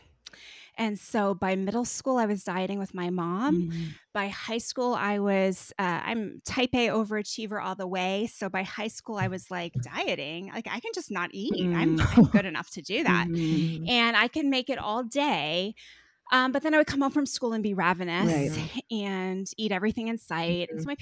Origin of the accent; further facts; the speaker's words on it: East Coast, United States; moved away as an adult; now in Austin, United States; I'm originally from the East Coast